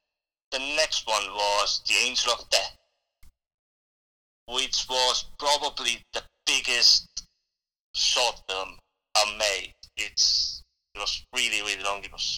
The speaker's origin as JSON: {"language": "English", "country": "Estonia", "tie": "born or raised there", "moved": "yes", "lives_now": "United Kingdom", "said": "Then I joined the local drama group in Estonia. That's where I'm from. I'm from Estonia."}